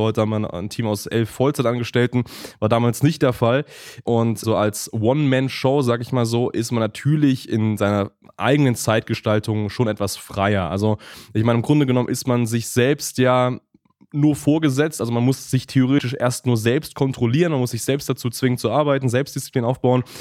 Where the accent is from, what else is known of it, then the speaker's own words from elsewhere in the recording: Germany; man als Deutsche